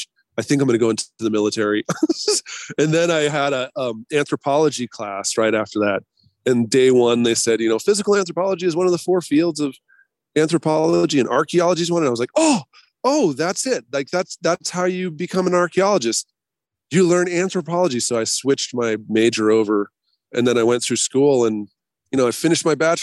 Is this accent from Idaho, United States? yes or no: yes; Boise, Idaho, United States; now in Bay Area, United States; I'm from Boise originally